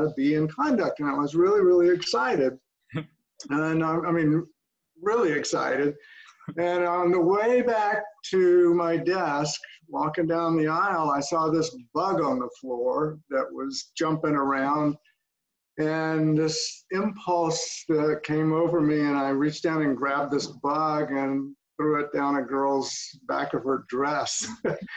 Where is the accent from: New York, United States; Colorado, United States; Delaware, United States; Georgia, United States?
Georgia, United States; Atlanta; I grew up in East Atlanta, actually, not far from the dojo